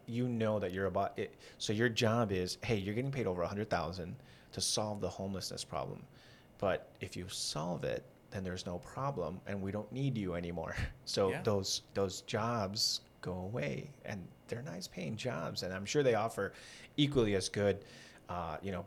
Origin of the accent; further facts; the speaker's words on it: Los Angeles, California, United States; I'm from Los Angeles